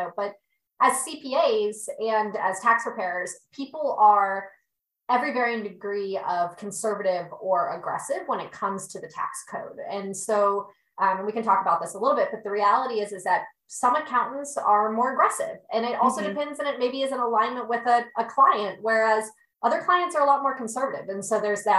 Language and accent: English; Boca Raton, Florida, United States; I'm from Boca Raton, Florida